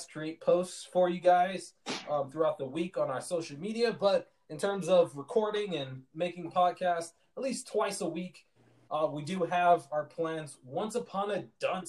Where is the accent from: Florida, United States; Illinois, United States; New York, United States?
Illinois, United States; Chicago; now in Utah, United States; I'm originally from Chicago